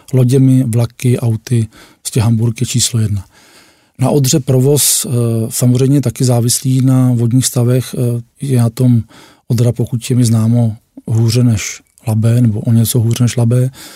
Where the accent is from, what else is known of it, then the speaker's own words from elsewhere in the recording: Děčín, Ústí nad Labem Region, Czechia; pocházím z Děčína a Děčín vlastně bylo takové hlavní město šífáků